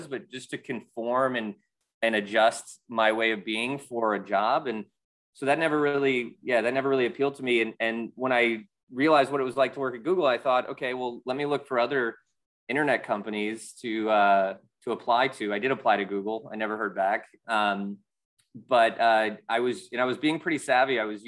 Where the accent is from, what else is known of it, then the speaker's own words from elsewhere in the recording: Chicago, Illinois, United States; also born or lived in Wisconsin / Atlanta, United States / New York, United States; now in Philadelphia, United States; Yeah, I grew up in the Midwest in Chicago and Wisconsin, and then I moved to Atlanta, and then I went to school in New York, and then I basically moved to Philadelphia after college.